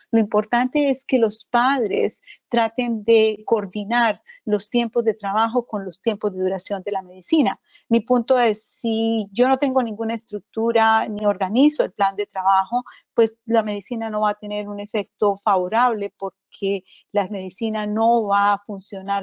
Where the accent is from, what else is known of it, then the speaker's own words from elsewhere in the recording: Colombia; moved away; Soy originalmente de Colombia